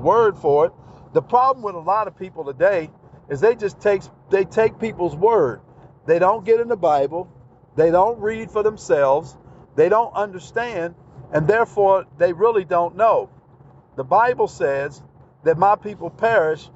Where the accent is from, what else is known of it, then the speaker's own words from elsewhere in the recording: Texas, United States; I'm from Texas